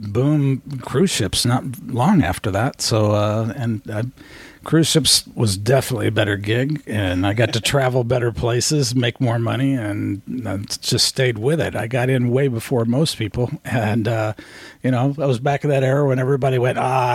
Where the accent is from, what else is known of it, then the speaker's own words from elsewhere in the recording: Indiana, United States; moved away as an adult; also born or lived in Santa Barbara, California; now in California, United States; I grew up in Indiana, but I moved to California in 1978